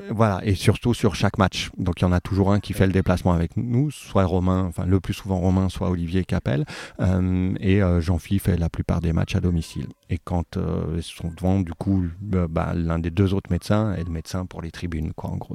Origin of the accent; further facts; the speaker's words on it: Saint-Étienne, Auvergne-Rhône-Alpes, France; also born or lived in Haute-Savoie; now in Lyon, France; j'ai grandi à Saint-Étienne, mais je suis né en Haute-Savoie